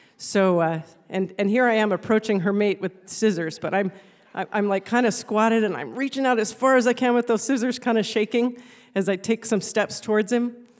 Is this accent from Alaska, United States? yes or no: yes; Alaska, United States; having been born and raised in Alaska